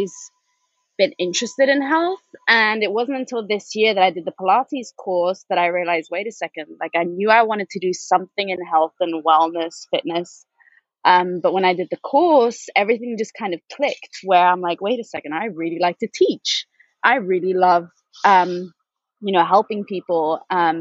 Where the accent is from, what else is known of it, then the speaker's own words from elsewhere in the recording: Spain; moved away as an adult; also born or lived in Manchester, United Kingdom / London, United Kingdom; I was born and raised in Spain. My mom's Norwegian. My dad is Dutch. I grew up in Spain